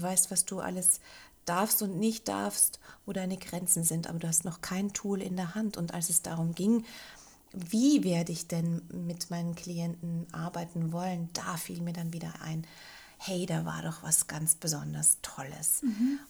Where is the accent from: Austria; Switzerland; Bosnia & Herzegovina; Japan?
Austria; Linz, Upper Austria; moved away; also born or lived in Bogen; wieder in meine Heimatstadt nach Linz zu ziehen